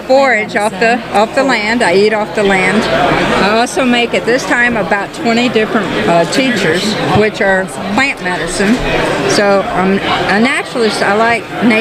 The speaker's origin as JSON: {"language": "English", "town": "Murfreesboro", "region": "Tennessee", "country": "United States", "moved": "yes", "lives_now": "Ohio, United States", "said": "Originally Tennessee, Murfreesboro, Tennessee"}